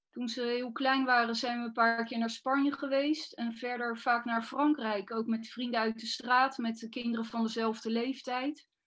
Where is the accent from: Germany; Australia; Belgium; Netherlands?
Netherlands; Zoetermeer, South Holland; also born or lived in Leidschendam / Bodegraven / Schoonhoven; Maar op mijn elfde ben ik in Zoetermeer terechtgekomen. Tussendoor heb ik dan nog wel in Bodegraven en in Schoonhoven gewoond. Maar daarna ben ik toch weer teruggekomen naar